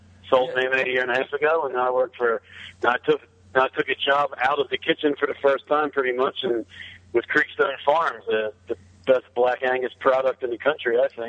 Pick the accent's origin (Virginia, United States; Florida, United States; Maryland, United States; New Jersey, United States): New Jersey, United States; used to work a split shift in the summer at a restaurant that she worked at for like 30 years, where I grew up in Cape May County, New Jersey.